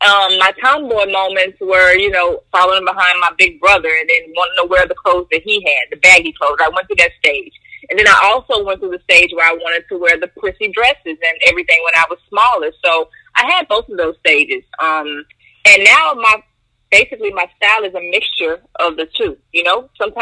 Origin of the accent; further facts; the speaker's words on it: Monroe, Louisiana, United States; Actually, growing up in the South, let's say, it really wasn't where I grew up that influenced my sense of fashion.